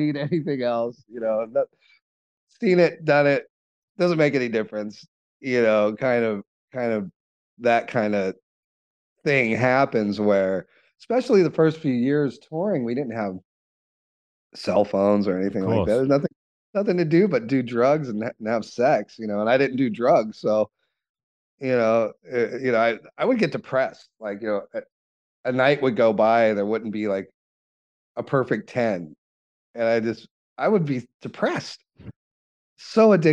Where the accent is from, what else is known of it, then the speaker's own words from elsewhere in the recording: Los Angeles, California, United States; growing up in Hollywood